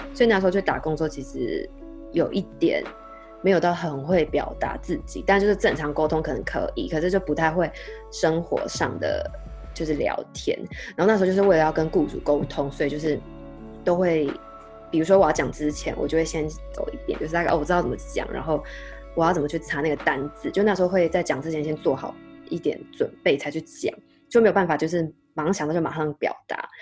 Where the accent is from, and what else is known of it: Taiwan; moved away as an adult